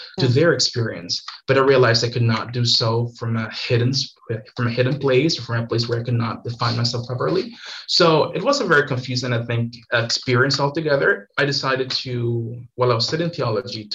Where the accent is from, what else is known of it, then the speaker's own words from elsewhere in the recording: Managua, Nicaragua; moved away as an adult; I grew up in Nicaragua. I was there my whole life until I moved to Andrews to study